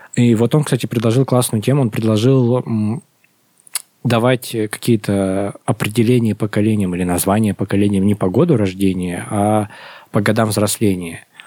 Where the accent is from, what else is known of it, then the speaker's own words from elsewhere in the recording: Russia; мы из России